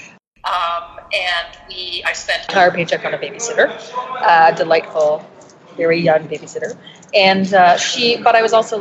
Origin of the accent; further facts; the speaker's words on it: Toronto, Ontario, Canada; I grew up in Toronto.